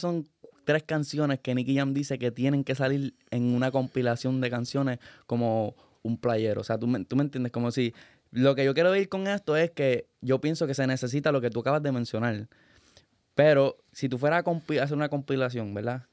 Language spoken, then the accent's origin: Spanish; Luquillo, Puerto Rico; yo soy de Luquillo